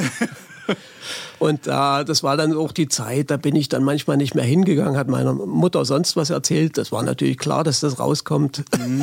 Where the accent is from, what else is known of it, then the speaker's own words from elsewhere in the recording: Halle, Saxony-Anhalt, Germany; also born or lived in Leipzig; ich bin in Leipzig geboren, in Halle aufgewachsen